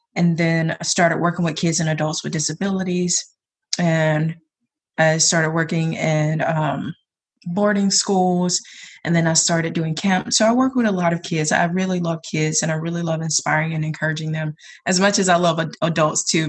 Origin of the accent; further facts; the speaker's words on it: South Georgia, United States; now in Portland, United States; I am from South Georgia, but I live in PDX